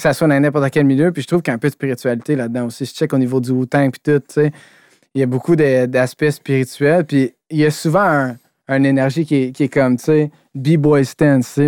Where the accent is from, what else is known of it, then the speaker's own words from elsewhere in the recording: Quebec, Canada; je suis québécois ou que je viens d'ici